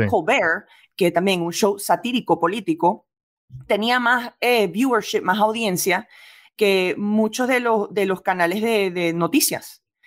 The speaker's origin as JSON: {"language": "Spanish", "country": "Venezuela", "tie": "born or raised there", "also_born_or_lived": "New York", "moved": "yes", "said": "yo crecí en gran parte en Venezuela"}